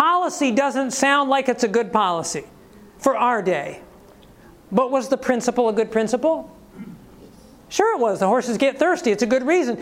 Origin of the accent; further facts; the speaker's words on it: Ohio, United States; moved away; When I was in Ohio, I grew up in Ohio